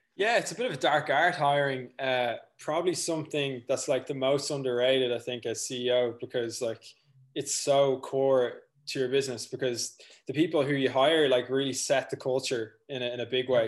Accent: North County Dublin, Leinster, Ireland; I'm from North County, Dublin, raised on a farm.

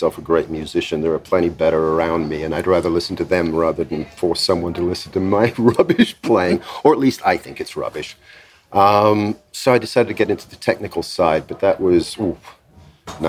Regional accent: England, United Kingdom; moved away; also born or lived in United States; I'm English, so I don't need any work permits.

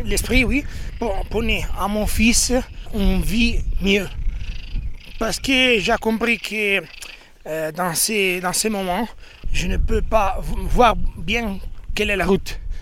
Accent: Rovigo, Veneto, Italy; French is a second language; Et en Italie, je viens de Rovigo. Rovigo, c'est une ville très petite

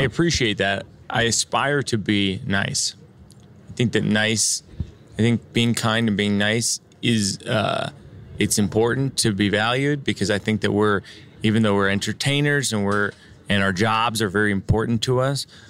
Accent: Massachusetts, United States; I grew up in Massachusetts in a suburb

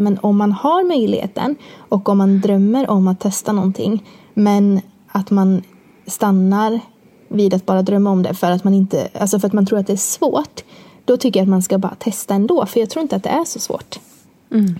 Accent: Borås, Västra Götaland, Sweden; bor jag med min sambo i Borås, där jag kommer ifrån

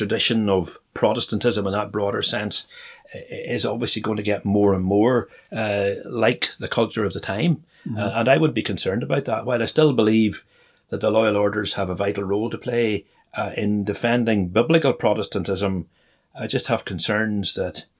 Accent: North Antrim, Northern Ireland, United Kingdom; I grew up in North Antrim

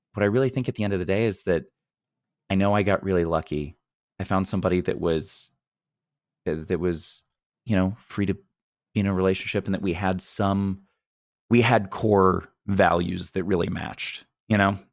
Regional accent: Missouri, United States; I'm from Missouri, which is the most U S, arguably

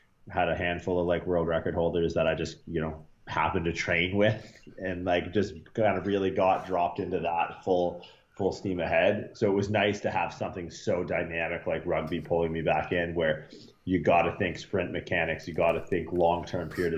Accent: Canada; moved away as an adult; also born or lived in Toronto; now in California, United States; I grew up like everyone in Canada

